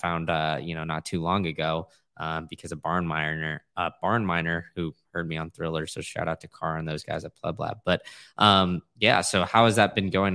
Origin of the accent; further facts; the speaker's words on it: Austin, Texas, United States; now in Tampa, United States; I grew up in Austin